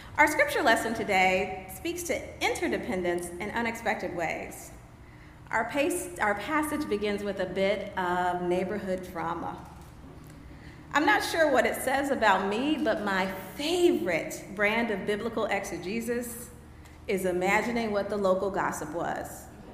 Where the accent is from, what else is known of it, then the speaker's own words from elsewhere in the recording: Anchorage, Alaska, United States; I grew up on Elmendorf Air Force Base in Anchorage, Alaska, where July 4th was a big event.